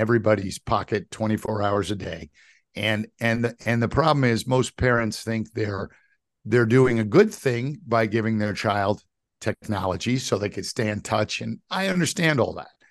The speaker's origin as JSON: {"language": "English", "town": "New York City", "region": "New York", "country": "United States", "tie": "born or raised there", "said": "my kind of younger years when I grew up in New York City"}